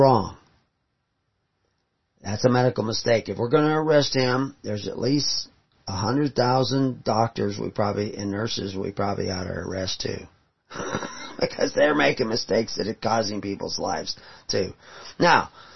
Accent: Houston, Texas, United States; When I grew up in Houston

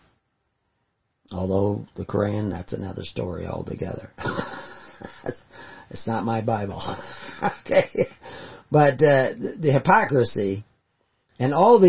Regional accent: Houston, Texas, United States; When I grew up in Houston

